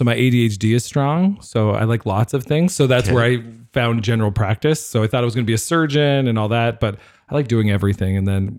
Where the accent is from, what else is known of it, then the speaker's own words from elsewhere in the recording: East Coast, United States; now in Winnipeg, Canada; I am not from Winnipeg. So I grew up on the East Coast, kind of traveled all over the world